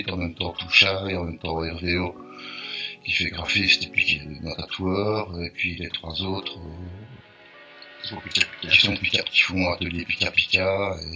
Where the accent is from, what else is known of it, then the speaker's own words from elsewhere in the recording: Liège, Wallonia, Belgium; on vient de Liège, en Belgique, et on faisait, on faisait partie d'un collectif.